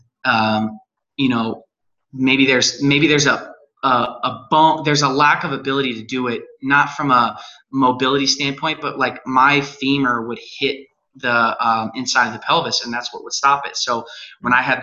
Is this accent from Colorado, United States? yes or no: yes; Colorado, United States; now in Utah, United States; I was born and raised in Colorado